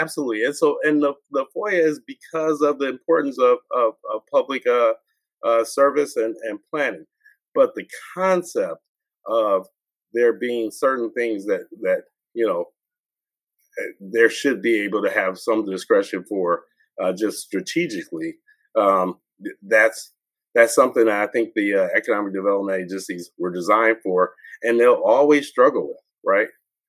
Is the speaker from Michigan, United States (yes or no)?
yes; Detroit, Michigan, United States; And people say, where are you from? Oh, I'm from Detroit. And so it's I always had an expectation of coming back. I always felt like Detroit is an amazing city.